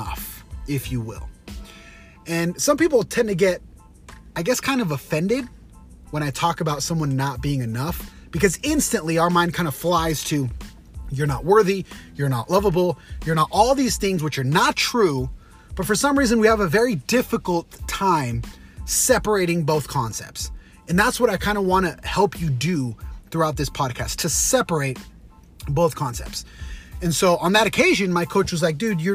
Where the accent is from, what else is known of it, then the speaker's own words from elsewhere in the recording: Utah, United States; BYU, Brigham Young University, here in my hometown in Utah.